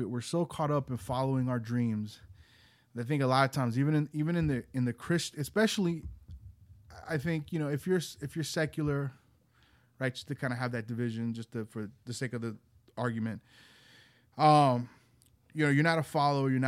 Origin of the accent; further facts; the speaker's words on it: Georgia, United States; also born or lived in Chicago; I grew up in Georgia, but I did live 1 year in Chicago when I was two